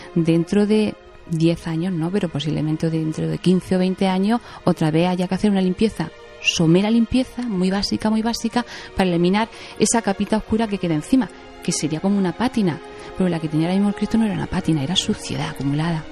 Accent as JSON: {"language": "Spanish", "town": "Jaén", "region": "Andalusia", "country": "Spain", "said": "yo soy de Jaén"}